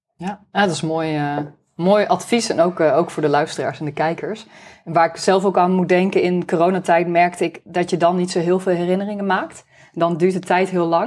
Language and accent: Dutch; Netherlands